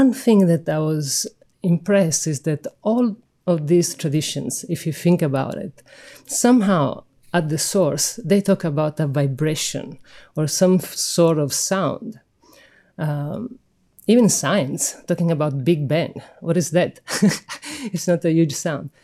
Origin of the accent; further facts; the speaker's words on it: Sicily, Italy; I'm from Sicily